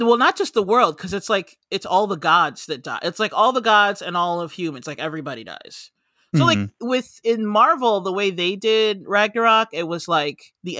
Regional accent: United States; I'm American.

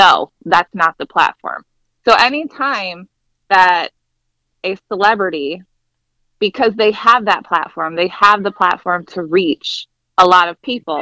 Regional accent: Ohio, United States; also born or lived in Fort Wayne, Indiana / Florida / Washington, DC area; I was born and raised in Ohio, went to high school, you know, here

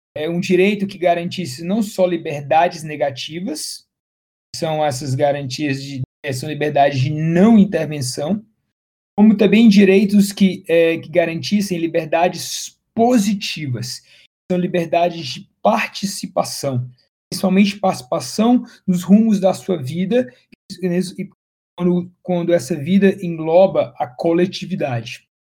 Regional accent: Fortaleza, Ceará, Brazil; moved away as an adult; now in São Paulo, Brazil; eu sou também cearense, sou de Fortaleza, mas estou radicado em São Paulo já tem aí mais de 10 anos

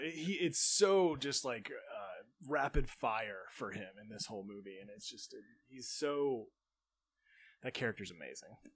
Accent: New Jersey, United States; I'm from South Jersey, so I'm more familiar with the Atlantic City side

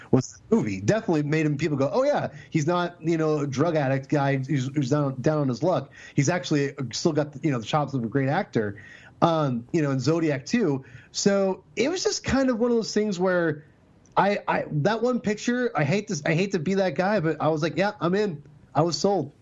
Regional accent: Lake Stevens, Washington, United States; I grew up in Lake Stevens, Washington, which is the same place as Chris Pratt

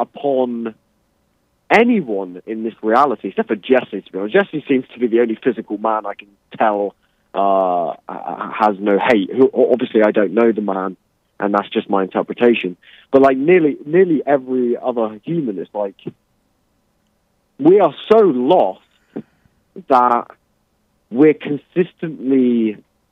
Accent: England, United Kingdom; I'm English.

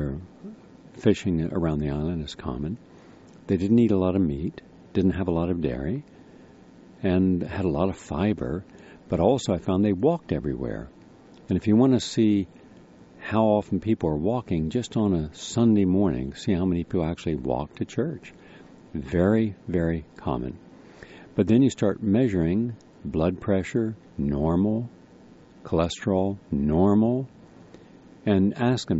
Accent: Parkersburg, West Virginia, United States; home I grew up in on Covert Street in Parkersburg, West Virginia.

